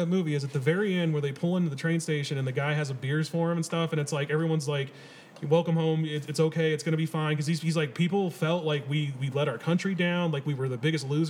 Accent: United States

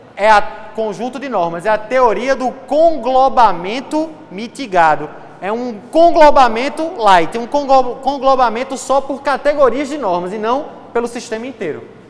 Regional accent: Recife, Pernambuco, Brazil; eu sou de Recife

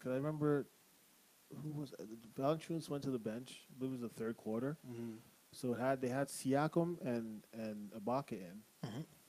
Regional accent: Toronto, Ontario, Canada; I don't live in LeBron. I'm from Scarborough.

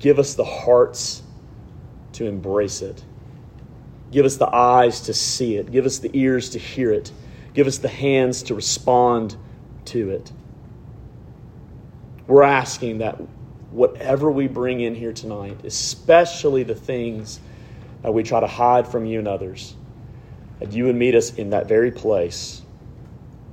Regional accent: Alabama, United States; growing up in Alabama

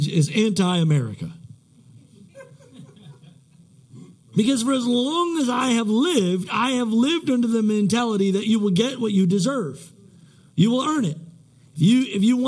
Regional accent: United States; I'm American at my core

